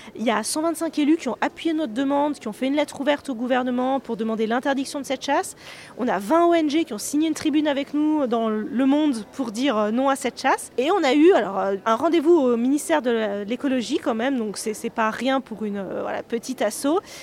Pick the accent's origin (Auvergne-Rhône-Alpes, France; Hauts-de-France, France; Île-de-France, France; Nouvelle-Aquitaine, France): Auvergne-Rhône-Alpes, France; Savoie; on est de Savoie